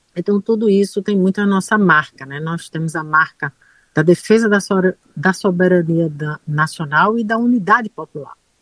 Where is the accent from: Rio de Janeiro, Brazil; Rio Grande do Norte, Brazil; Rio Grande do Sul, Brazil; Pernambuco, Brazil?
Pernambuco, Brazil; accent: Pernambucan; Logo para os pernambucanos, nós, nós somos. Nós, a nossa autoestima é muito, é muito elevada